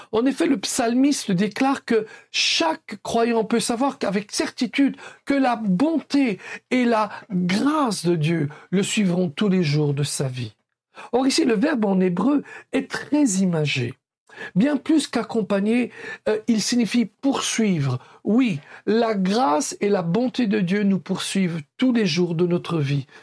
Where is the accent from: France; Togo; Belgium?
Belgium; comme on dit chez nous en Belgique